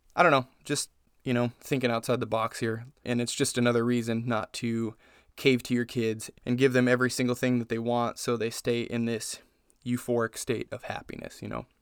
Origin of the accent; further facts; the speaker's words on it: Las Vegas, Nevada, United States; moved away as an adult; now in Indiana, United States; We're from Vegas. I lived in Vegas for twenty years almost.